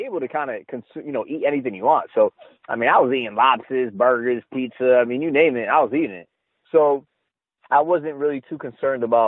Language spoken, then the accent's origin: English; East Coast, United States; also born or lived in Connecticut; I'm from the East Coast